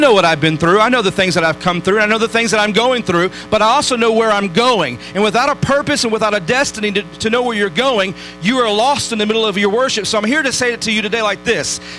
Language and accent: English; Detroit, Michigan, United States; I grew up in Detroit